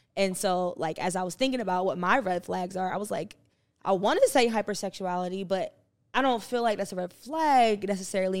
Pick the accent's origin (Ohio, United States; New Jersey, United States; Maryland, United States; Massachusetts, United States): New Jersey, United States; I'm from Jersey